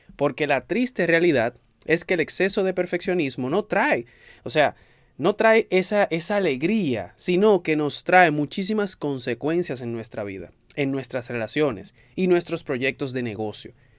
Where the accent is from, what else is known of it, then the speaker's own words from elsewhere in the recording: Dominican Republic; en mi país, en República Dominicana